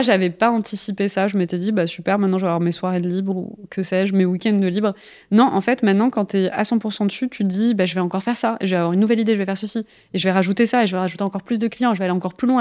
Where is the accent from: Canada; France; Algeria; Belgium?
Algeria; moved away; alors moi je suis née en Algérie